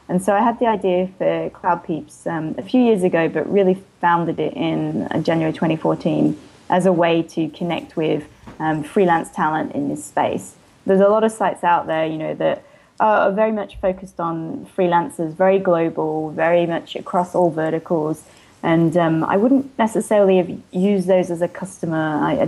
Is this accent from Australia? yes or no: yes; Australia; accent: hybrid; also born or lived in England; now in San Francisco, United States; because I was born in England and then moved to Australia when I was 10. And so I'm a dual citizen and then lived in Australia for most of my life. Before moving to San Francisco.